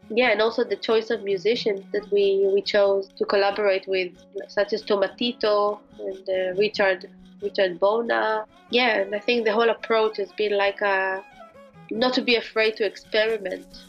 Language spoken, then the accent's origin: English; Jerusalem, Jerusalem District, Israel; moved away; also born or lived in Spain / England / Morocco; I was born in Jerusalem